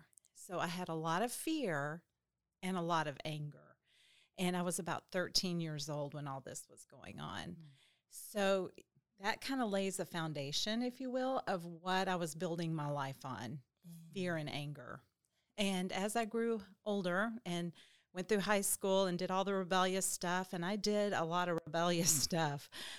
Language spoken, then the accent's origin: English; Little Rock, Arkansas, United States; I was raised in Little Rock, Arkansas, and pretty typical, you know, childhood mom and a dad.